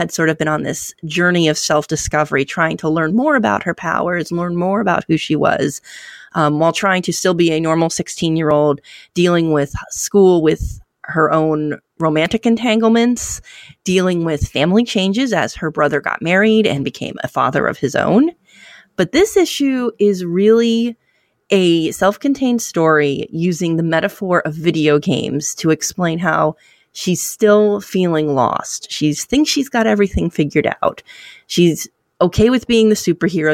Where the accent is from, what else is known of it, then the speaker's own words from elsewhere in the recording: New Jersey, United States; my home state of New Jersey